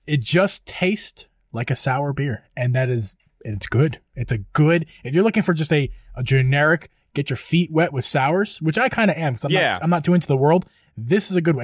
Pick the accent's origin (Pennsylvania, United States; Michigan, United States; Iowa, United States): Pennsylvania, United States; near Downingtown; not to my hometown, but very close to my hometown in Downingtown, PA